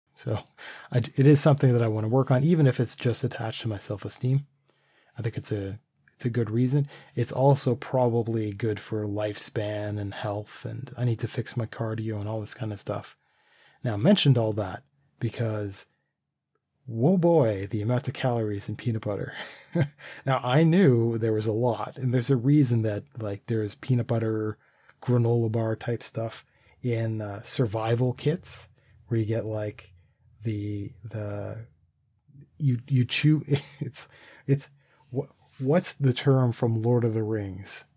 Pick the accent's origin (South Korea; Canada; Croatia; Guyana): Canada; we're Canadian